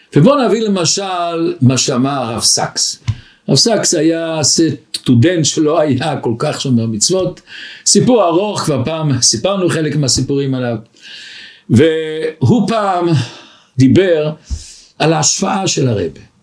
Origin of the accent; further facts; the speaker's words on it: Israel; moved away as an adult; now in Antwerp, Belgium; אני בא מארץ הקודש